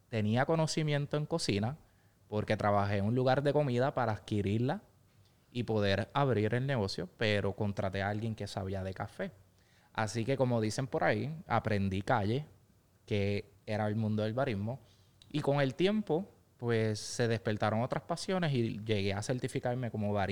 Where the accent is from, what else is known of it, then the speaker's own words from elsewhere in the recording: Ponce, Puerto Rico; Eh, cuento ya con cinco localidades ubicadas entre pueblos aledaños a mi ciudad natal de Ponce.